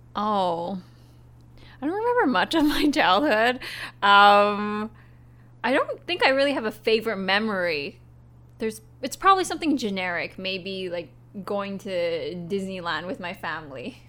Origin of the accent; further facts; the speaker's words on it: Vancouver, British Columbia, Canada; moved away as an adult; now in Japan; I'm from Vancouver, Canada